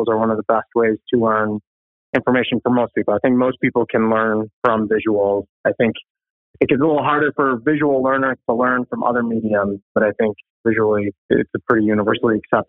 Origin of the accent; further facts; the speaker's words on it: Appleton, Wisconsin, United States; I'm from Appleton, Wisconsin, Ted's area as well